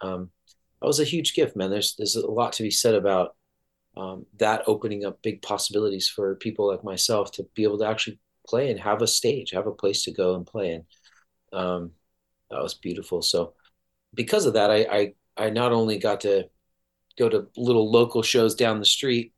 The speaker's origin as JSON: {"language": "English", "area": "South Orange County", "region": "California", "country": "United States", "tie": "born or raised there", "said": "I grew up in South Orange County in California"}